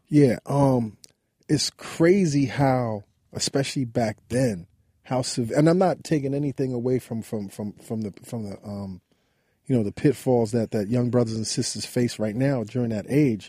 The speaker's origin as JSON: {"language": "English", "town": "New York City", "region": "New York", "country": "United States", "tie": "born or raised there", "said": "we grew up on Lincoln Place between Albany and Troy Avenue"}